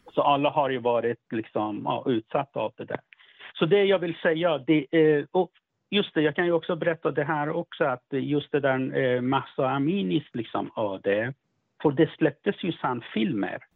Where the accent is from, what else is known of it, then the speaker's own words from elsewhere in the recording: Sweden; jag kommer från Sverige